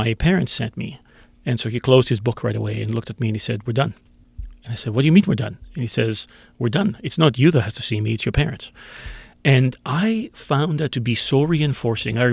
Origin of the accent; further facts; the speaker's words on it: Greece; now in Canada; I grew up in Greece. I grew up 50 years ago in Greece.